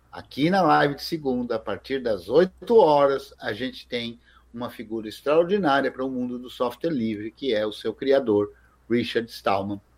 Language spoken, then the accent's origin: Portuguese; Brazil; eu sou brasileiro e eu sou branco, né?